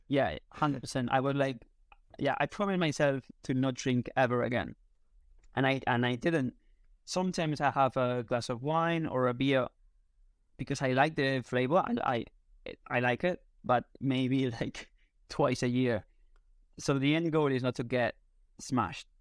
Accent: Spain; first language Spanish; English is a second language; also born or lived in United Kingdom; in Spain, we go out at night, like, very late

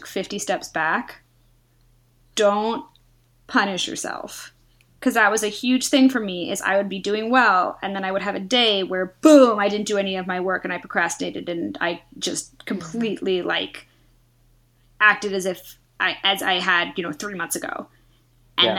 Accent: the Bay Area, California, United States; I'm from the Bay Area, very liberal, very open

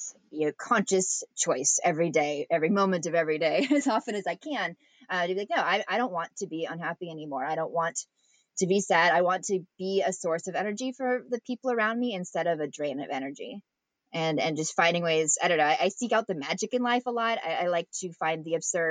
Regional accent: Redding, California, United States; also born or lived in Long Beach; I grew up in Redding

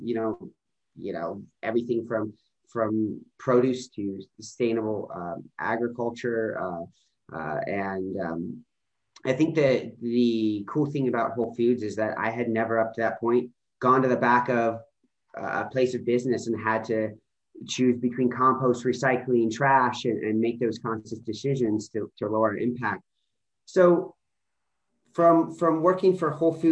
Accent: Baton Rouge, Louisiana, United States; moved away as an adult; also born or lived in Colorado; I grew up primarily in Baton Rouge, Louisiana as a kid.

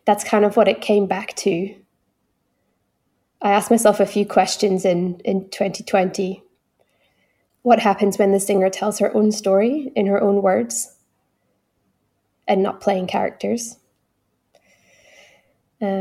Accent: Northeast Scotland, United Kingdom; accent: Doric; first language English; now in Gold Coast Hinterland, Australia; I'm singing in my local dialect from Northeast Scotland, which is Doric

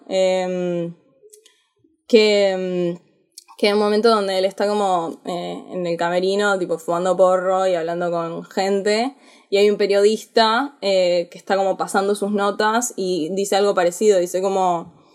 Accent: Argentina; Yo soy argentina

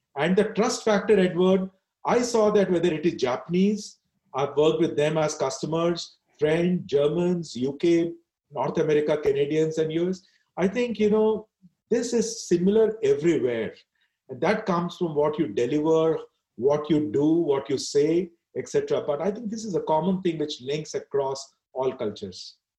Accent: India; I decided to stay in India and I'm very proud of the Indian culture.

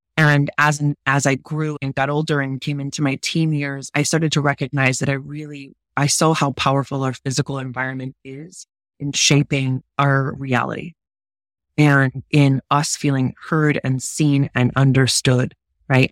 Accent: United States; I'm American

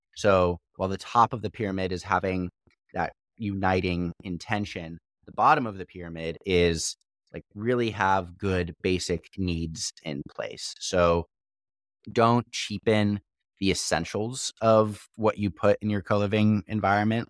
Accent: Missouri, United States; moved away; also born or lived in Austria; I was born in Missouri

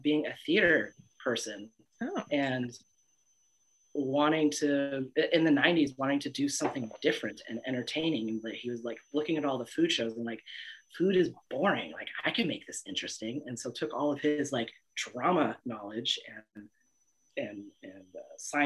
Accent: Lake County, California, United States; also born or lived in Oahu, Hawaii / Portland, Oregon; grew up in a poorish rural California area. Our towns aren't even big enough to be towns. Called Lake County, above Napa, next to Mendocino

